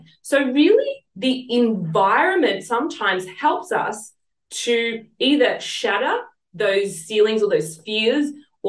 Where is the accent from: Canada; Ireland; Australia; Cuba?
Australia; Sydney, New South Wales; accent: Southwest Sydney; moved away as an adult; now in Sunshine Coast, Australia; come from Southeast Sydney or Southwest Sydney, I should say. And, you know, it was a little bit of a ghetto sometimes.